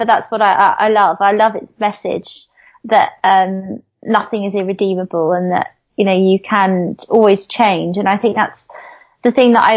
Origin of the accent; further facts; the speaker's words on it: London, United Kingdom; I grew up in Southeast London with a tiny strip of grass and concrete as my back garden